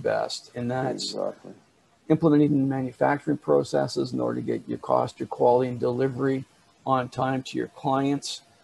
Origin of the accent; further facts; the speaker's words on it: Canada; I'm Canadian. I live here in Canada